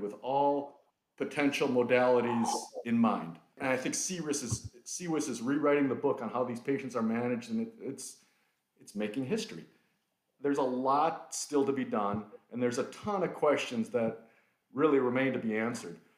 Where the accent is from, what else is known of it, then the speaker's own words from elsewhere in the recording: Milwaukee, Wisconsin, United States; also born or lived in Detroit; born and raised in Milwaukee, Wisconsin. I'm about as local as you can get.